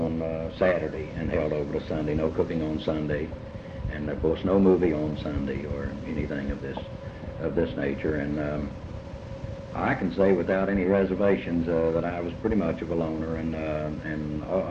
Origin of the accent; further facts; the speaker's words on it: Catlettsburg, Kentucky, United States; Eastern Kentucky, extreme Eastern Kentucky, up in the big sandy valley that starts at my hometown of Catlettsburg